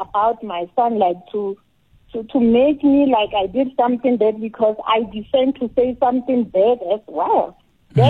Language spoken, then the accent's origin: English; Tswana from North West, South Africa; now in Jeppestown, South Africa; I'm Swana from Northwest